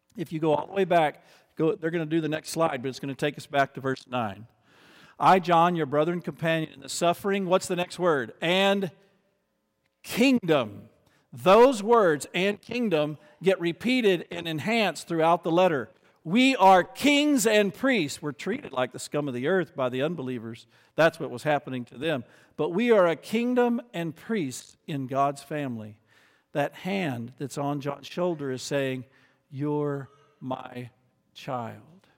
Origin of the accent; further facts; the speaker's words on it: United States; as an American